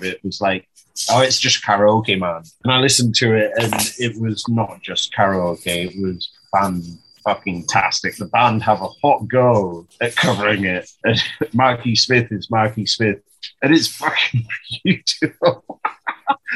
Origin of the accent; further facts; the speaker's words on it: England, United Kingdom; moved away; as a English fella